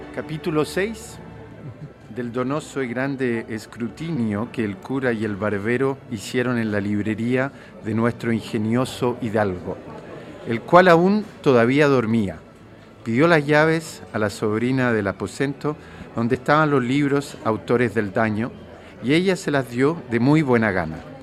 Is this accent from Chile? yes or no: yes; Chile; Yo vengo de Chile, un país donde existen eh, algunas de estas enfermedades